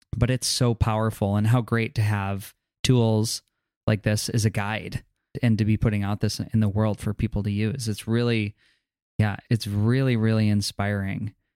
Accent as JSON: {"language": "English", "region": "New York", "country": "United States", "tie": "born or raised there", "said": "growing up in New York or walking around New York City"}